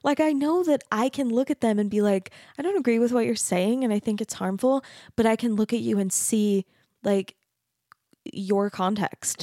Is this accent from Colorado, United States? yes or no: no; Mesa, Arizona, United States; moved away as an adult; also born or lived in Denton, Texas; now in Utah, United States; I grew up in Arizona, which I grew up in a really, really Mormon community. Mesa